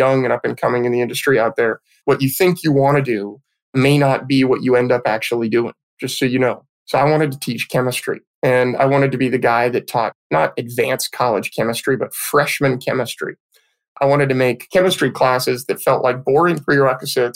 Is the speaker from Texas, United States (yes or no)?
no; Petaluma, California, United States; I was born and raised in Petaluma, California